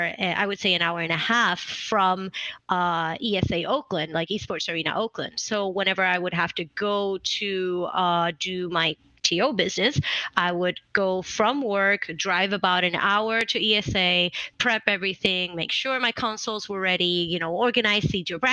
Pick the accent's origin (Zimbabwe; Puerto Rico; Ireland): Puerto Rico; English is a second language; moved away as an adult; now in California, United States; I'm actually from Puerto Rico. So I came here, I moved to California in 2017.